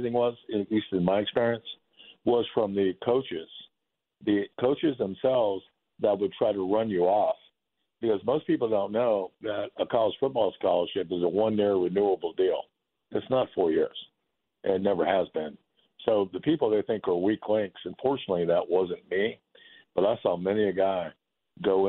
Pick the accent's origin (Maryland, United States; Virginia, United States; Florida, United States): Florida, United States; moved away; I grew up and played in Florida